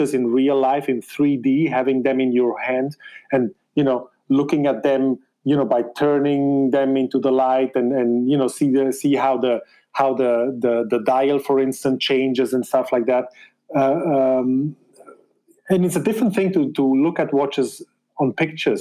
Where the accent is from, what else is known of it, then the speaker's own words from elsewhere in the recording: German-speaking Switzerland, Switzerland; English is a second language; I am of Spanish descent, but born in Switzerland and raised there in the German part, as you can tell by my accent